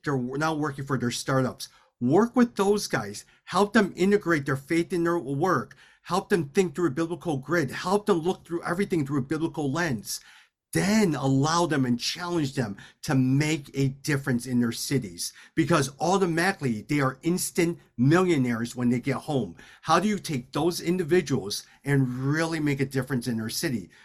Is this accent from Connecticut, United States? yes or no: no; Chicago, Illinois, United States; My parents immigrated to Chicago in 1972. I was born in 1977. We grew up in the Chinatown area, but also in the area of Bridgeport